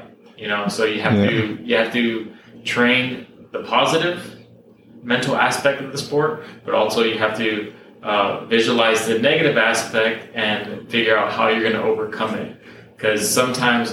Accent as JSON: {"language": "English", "town": "Whittier", "region": "California", "country": "United States", "tie": "born or raised there", "also_born_or_lived": "Long Beach, California", "said": "I was born in Long Beach, but most of my life I've been here in Whittier."}